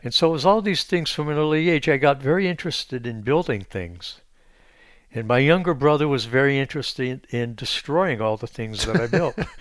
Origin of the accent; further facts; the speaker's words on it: Pennsylvania, United States; I grew up in Pennsylvania